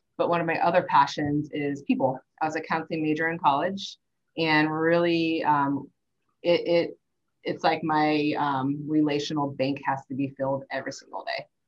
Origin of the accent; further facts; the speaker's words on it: St. Louis, Missouri, United States; I grew up in St. Louis